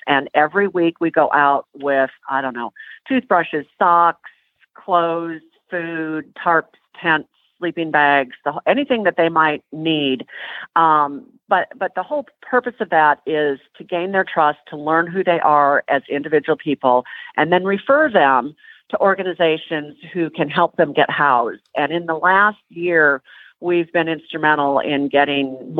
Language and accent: English; Minnesota, United States; now in Tennessee, United States; I'm from Minnesota